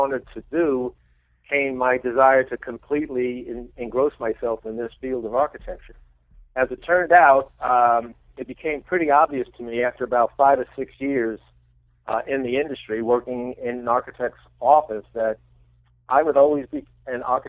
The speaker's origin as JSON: {"language": "English", "town": "New York City", "region": "New York", "country": "United States", "tie": "born or raised there", "said": "I grew up in the Bronx, by the way, in New York"}